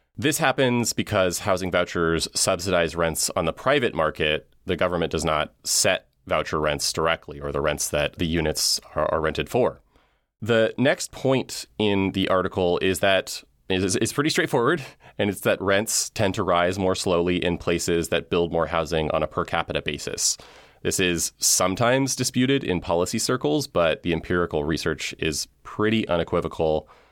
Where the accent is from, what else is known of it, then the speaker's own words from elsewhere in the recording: West Coast, United States; as a lifelong West Coast resident